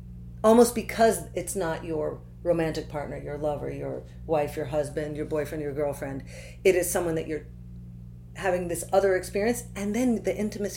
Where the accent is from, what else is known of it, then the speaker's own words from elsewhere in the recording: Santa Cruz, California, United States; I was born in Santa Cruz, California.